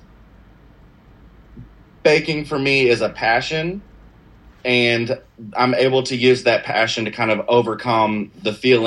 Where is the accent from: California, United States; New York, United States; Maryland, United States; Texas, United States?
Texas, United States; Gilmer; I grew up in Gilmer, Texas, a little bitty town in the middle of East Texas